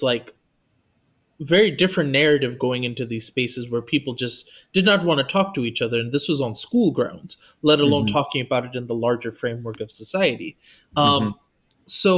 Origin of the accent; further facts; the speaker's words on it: Los Angeles, California, United States; I was also born in Los Angeles, which was already hyper diverse when it came to religion and spirituality